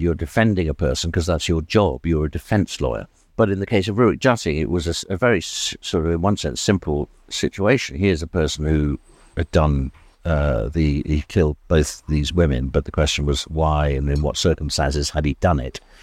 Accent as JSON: {"language": "English", "region": "South Wales", "country": "United Kingdom", "tie": "born or raised there", "also_born_or_lived": "England", "moved": "yes", "said": "I was born in England, moved when I was quite young to Wales. My father was a teacher in an international school in South Wales"}